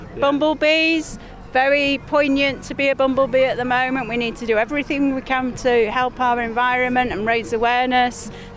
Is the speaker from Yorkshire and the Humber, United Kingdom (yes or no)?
yes; Yorkshire and the Humber, United Kingdom; also born or lived in Doncaster; We're Yorkshire lasses and we live in Doncaster